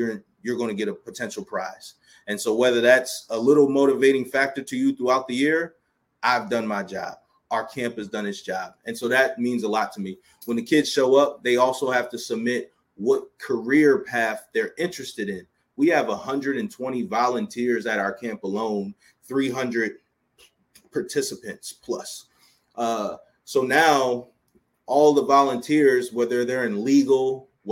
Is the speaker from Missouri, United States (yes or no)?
no; Baltimore, Maryland, United States; We're in Baltimore, Maryland, which is my hometown